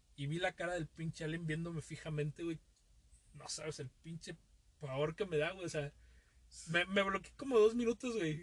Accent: Veracruz, Mexico; yo vengo de Veracruz

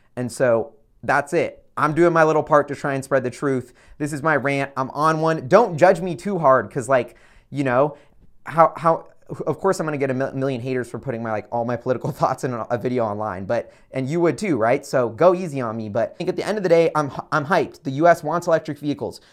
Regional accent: United States; as an American citizen

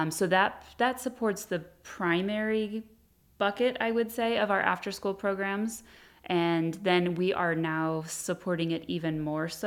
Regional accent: Hemet, California, United States; I was born and raised in Hemet

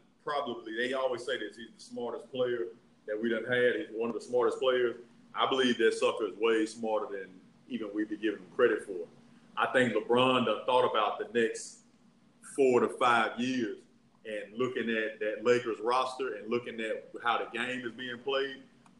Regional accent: Yemen; I'm from Yemen.

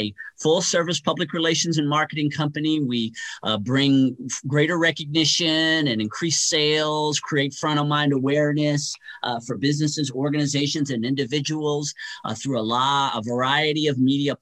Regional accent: Los Angeles, California, United States; now in Las Vegas, United States; I grew up in L.A., and so I was a Kings fan for many years.

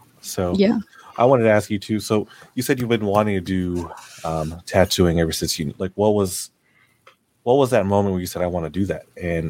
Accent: Philippines; You know, it's like being Filipino. It's, you could be anything you want. Just make sure it's a nurse.

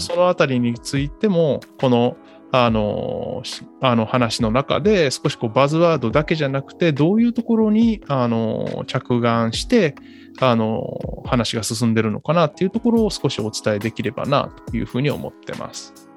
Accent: southern Kyoto, Japan; moved away; 僕も京都の南の方だって、まあ、ほぼ奈良に近かったので出身が

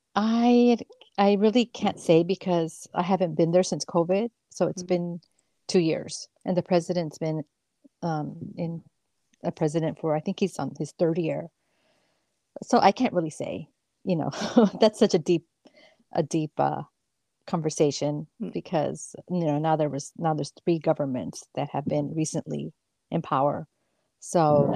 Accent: San Francisco, California, United States; I grew up in the Mission in San Francisco, it's a Latino neighborhood

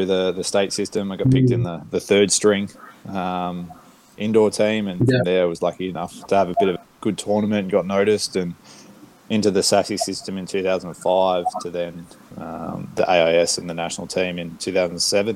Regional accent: Australia; growing up in Australia

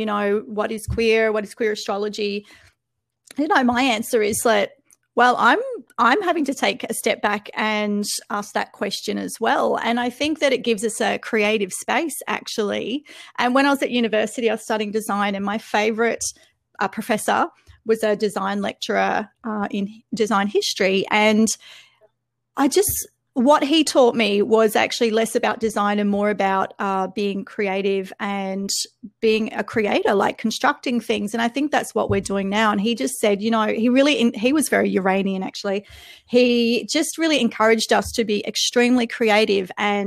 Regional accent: Australia; also born or lived in Melbourne; I'm Australian

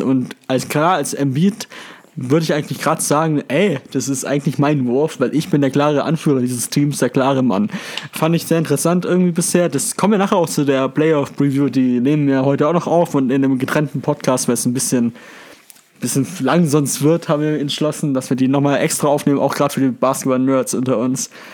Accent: Germany; Als Deutscher

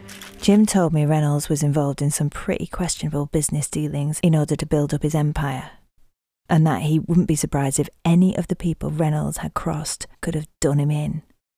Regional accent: Yorkshire and the Humber, United Kingdom; accent: Yorkshire; I can sing without my Yorkshire accent too.

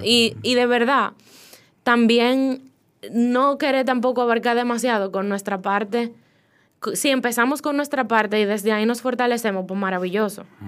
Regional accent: Dominican Republic; moved away as an adult; now in Spain; yo nací aquí y yo tengo cualidades, porque nací aquí, esta tierra tiene todo lo que yo necesito

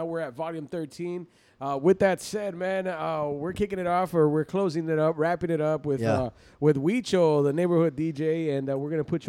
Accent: San Diego, California, United States; I grew up in San Isidro. I was living in San Isidro

